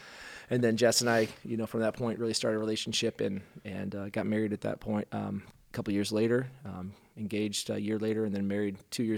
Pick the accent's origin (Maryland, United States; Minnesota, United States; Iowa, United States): Iowa, United States; Rhinebeck; Well, I hail from Rhinebeck, Iowa, which is a town of 2,000 up by Cedar Falls, and grew up there in a kind of a non-believing household.